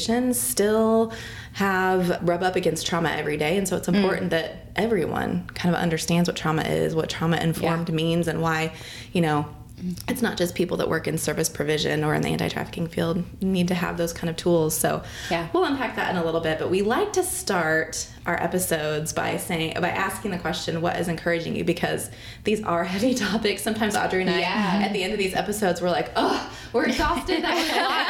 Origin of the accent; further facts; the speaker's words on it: Chicago, Illinois, United States; also born or lived in Atlanta, Georgia; now in Indianapolis, United States; I am originally from Chicago